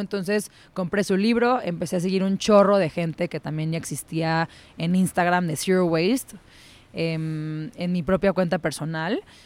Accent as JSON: {"language": "Spanish", "region": "Mexico City", "country": "Mexico", "tie": "born or raised there", "said": "soy chilanga, soy de la Ciudad de México. Eh, nací aquí, crecí aquí, toda mi vida he vivido aquí"}